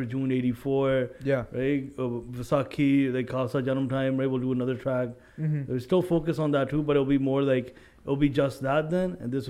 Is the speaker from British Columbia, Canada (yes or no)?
yes; Surrey, British Columbia, Canada; Growing up in Surrey